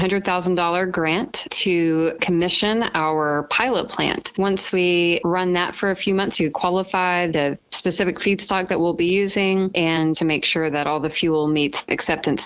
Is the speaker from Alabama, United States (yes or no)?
yes; Birmingham, Alabama, United States; Born and raised in Birmingham, Alabama.